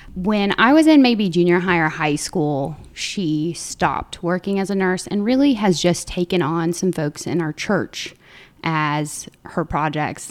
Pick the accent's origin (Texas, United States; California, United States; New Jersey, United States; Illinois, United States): Illinois, United States; Southern; moved away as an adult; I grew up in Southern Illinois, so a very small town of about three thousand folks